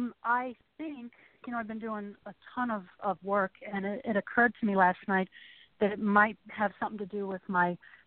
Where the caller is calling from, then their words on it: Chicago, Illinois, United States; Hi, Charlotte. … in Chicago.